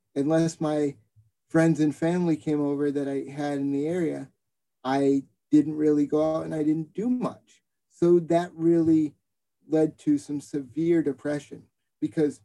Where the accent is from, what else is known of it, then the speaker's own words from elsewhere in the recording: Boston, Massachusetts, United States; growing up in Boston